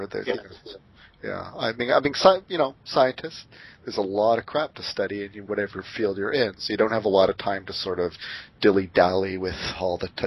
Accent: California, United States; moved away as an adult; now in Portland, United States; I've been here about six years. I'm from California.

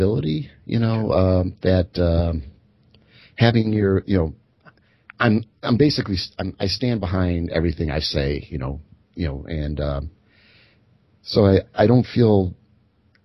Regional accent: Chicago, Illinois, United States; I'm from Chicago

